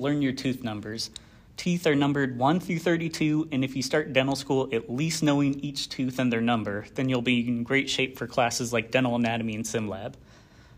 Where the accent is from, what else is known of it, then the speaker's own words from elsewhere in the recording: Oceanside, California, United States; moved away as an adult; now in Glendale, United States; Originally, I'm from Oceanside, California